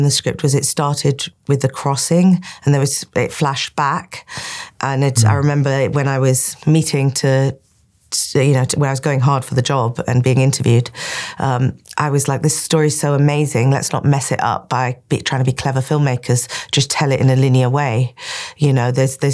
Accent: Cairo, Cairo Governorate, Egypt; when I was a teenager growing up in Cairo

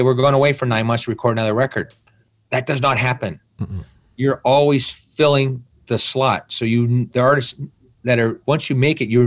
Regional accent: Burlington, Ontario, Canada; also born or lived in Chatham, Ontario; I grew up in Burlington. Before that, I was more in Chatham, you know, from grade 10, Chatham, Ontario

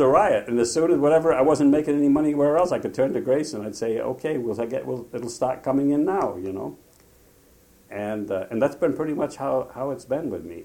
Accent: Providence, Rhode Island, United States; moved away as an adult; also born or lived in Lebanon (ancestry); now in Provincetown, United States; we were both from uh, Rhode Island, from Providence. And uh, we, uh, we went to Vesper George together uh, in Boston. I say together, we commuted on the same train and we knew each other from the same high school

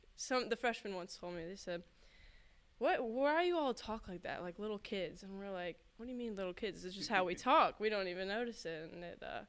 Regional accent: Laurel, Maryland, United States; It's different for sure. I mean, half the time in Maryland, you don't even say hello to someone walking across from you.

